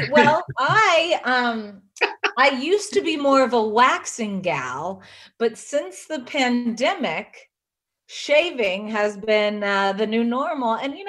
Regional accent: South Carolina, United States; I really didn't know the magnitude of it growing up in South Carolina.

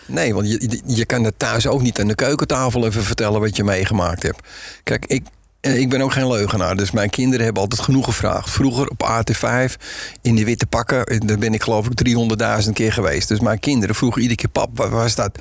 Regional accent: Zandvoort, North Holland, Netherlands; ik kom uit Zandvoort vandaan

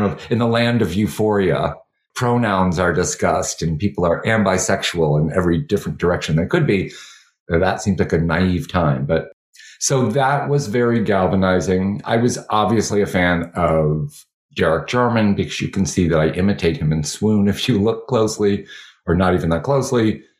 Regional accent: Chicago, Illinois, United States; moved away; also born or lived in New York City; I grew up in Chicago, the youngest of 11 children in an Irish Catholic family.

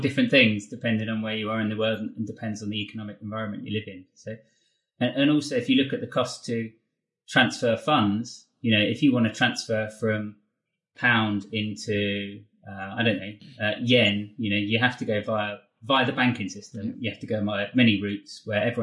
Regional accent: England, United Kingdom; as English people

